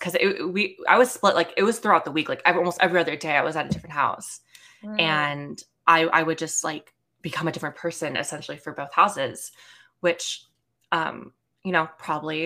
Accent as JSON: {"language": "English", "area": "Bay Area", "region": "California", "country": "United States", "tie": "born or raised there", "also_born_or_lived": "Los Angeles, California", "said": "I born and raised California. I've always lived in California, granted different parts of California, but I grew up in the Bay Area."}